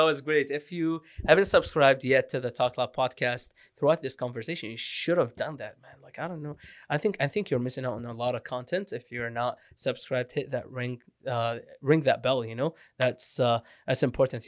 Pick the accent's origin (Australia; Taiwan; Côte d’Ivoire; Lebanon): Lebanon; English is a second language; moved away; also born or lived in Iraq / Syria / Canada; I was born in Iraq, grew up Syria and Lebanon